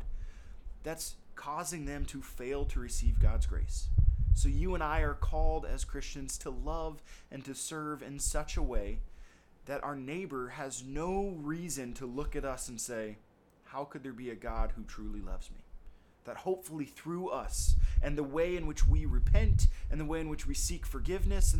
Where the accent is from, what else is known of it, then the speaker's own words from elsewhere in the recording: United States; we live as American citizens